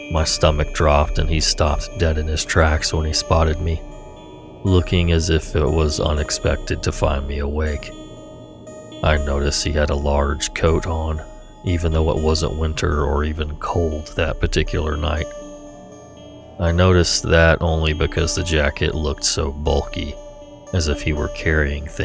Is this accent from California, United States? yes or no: yes; California, United States; Of course, I'm from California, and of course, I did not read the lease carefully.